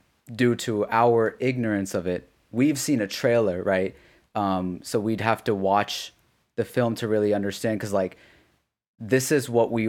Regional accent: Pakistan; so I grew up there briefly in Pakistan.

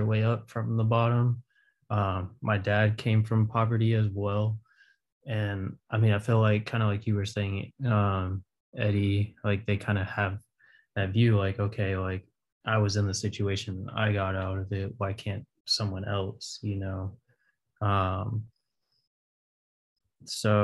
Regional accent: Raleigh, North Carolina, United States; moved away; growing up in Raleigh and around there

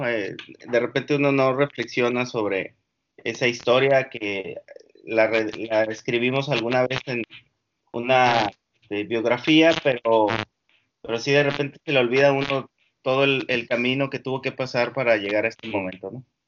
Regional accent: Mexicali Valley, Baja California, Mexico; also born or lived in Morelia, Michoacán; now in Mexicali, Mexico; yo soy una persona que creció en lo que le llamamos acá el Valle de Mexicali. Em, nací en Morelia, Michoacán. Eh, cuando tenía tres años, mi familia decide mudarse a esa parte que, que se llama el Valle

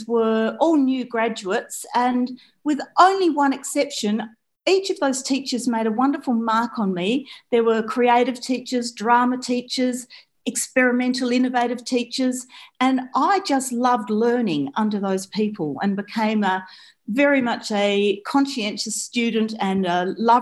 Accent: Nyabing, Western Australia, Australia; I grew up in Nyabing, a small rural community in the Great Southern of Western Australia

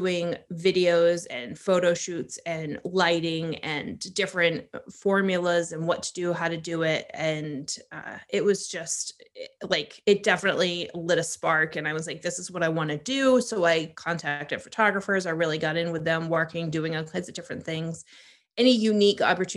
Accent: Maine, United States; moved away as an adult; also born or lived in Hawaii; I grew up in Maine

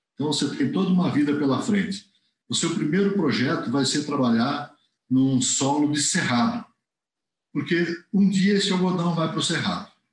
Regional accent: Jaguariúna, São Paulo, Brazil; eu sou natural aqui de, de Jaguariúna, né? Região metropolitana de Campinas

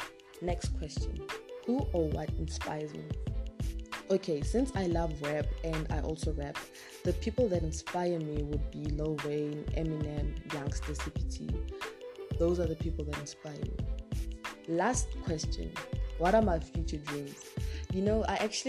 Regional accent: North West, South Africa; now in Pretoria, South Africa; I come from South Africa. I am originally from Northwest, but I currently stay in Pretoria.

